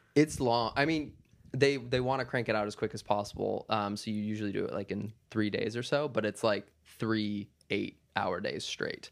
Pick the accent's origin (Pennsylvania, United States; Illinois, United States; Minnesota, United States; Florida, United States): Minnesota, United States; moved away; also born or lived in Wisconsin; I was born in Wisconsin, but I grew up, like, two hours south of, uh, the Saint Paul area, right on kinda, like, the corner of Wisconsin, Minnesota, and Iowa